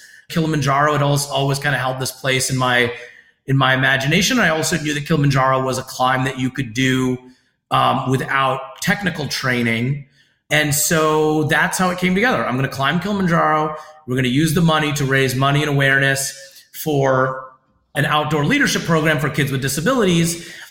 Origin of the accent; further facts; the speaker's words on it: United States; So unlike being Iranian American, where if someone has thoughts about my abilities, it's just rooted in ignorance